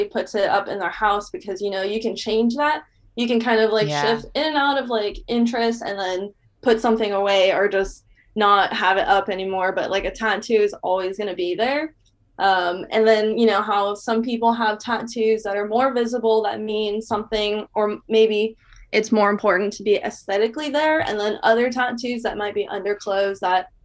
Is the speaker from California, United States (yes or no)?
yes; Bay Area, California, United States; moved away as an adult; now in Portland, United States; I was originally from the Bay Area